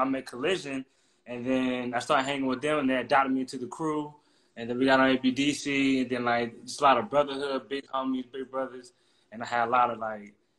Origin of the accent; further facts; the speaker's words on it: Durham, North Carolina, United States; moved away as an adult; also born or lived in Atlanta, Georgia; I'm originally from Durham, North Carolina.